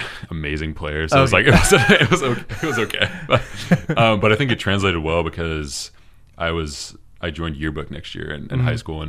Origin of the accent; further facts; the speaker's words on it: Seattle, Washington, United States; moved away as an adult; now in Los Angeles, United States; I'm 23 years old right now. So I started when I was about 15. So I'm from Seattle originally. Mm-hmm. So I grew up there my entire life. My family still lives there, so I go back up to Seattle pretty often.